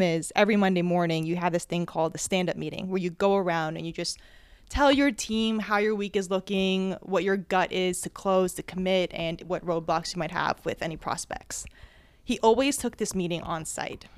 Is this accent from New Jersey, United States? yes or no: yes; New Jersey, United States; I was born and raised in Jersey